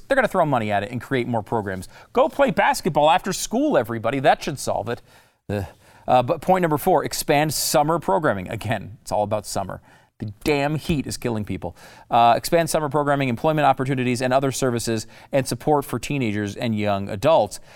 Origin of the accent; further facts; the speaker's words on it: Connecticut, United States; also born or lived in New York; I was born in New York. I grew up in Connecticut